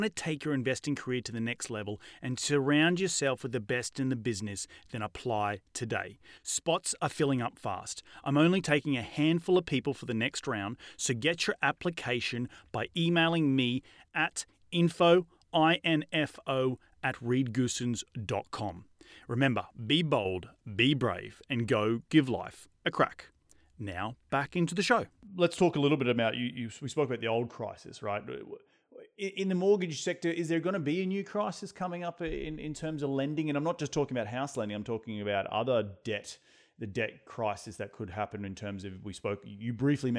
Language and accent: English; Australia; I come from Australia